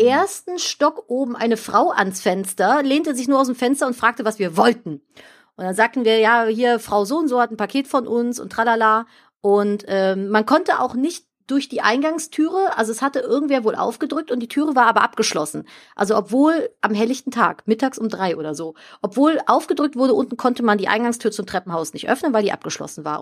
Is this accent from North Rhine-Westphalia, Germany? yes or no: yes; Cologne, North Rhine-Westphalia, Germany; ich bin hier in Köln aufgewachsen und ich bin in dem Stadtteil, in dem ich hier gerade lebe, geboren